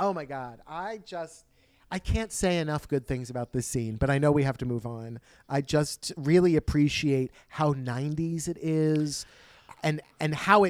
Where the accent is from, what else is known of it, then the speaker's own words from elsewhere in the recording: Sweden; English is a second language; I'm from Sweden.